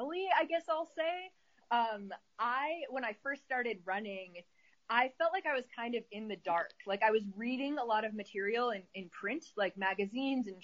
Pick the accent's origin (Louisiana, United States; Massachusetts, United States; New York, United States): New York, United States; Syracuse; now in Arizona, United States; I live in Arizona, but my company is based in upstate New York, where I'm from originally